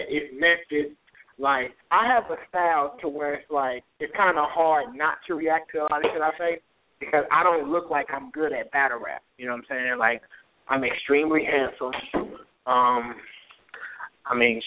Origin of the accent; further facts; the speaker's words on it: St. Louis, Missouri, United States; I was just from St. Louis